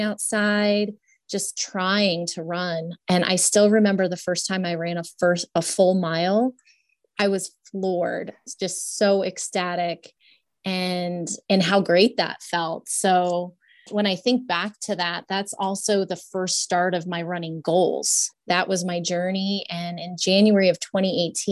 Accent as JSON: {"language": "English", "region": "New Hampshire", "country": "United States", "tie": "born or raised there", "moved": "as an adult", "lives_now": "Colorado Springs, United States", "said": "I'm from New England. So born and raised in New Hampshire."}